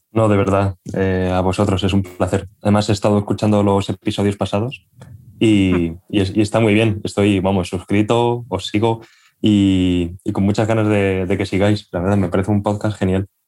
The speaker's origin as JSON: {"language": "Spanish", "town": "Albacete", "region": "Castilla-La Mancha", "country": "Spain", "tie": "born or raised there", "moved": "as an adult", "lives_now": "Madrid, Spain", "said": "yo soy de una ciudad eh, que está al sureste de España, soy de Albacete, y bueno, yo viví allí hasta los 18 años y me vine a Madrid a estudiar."}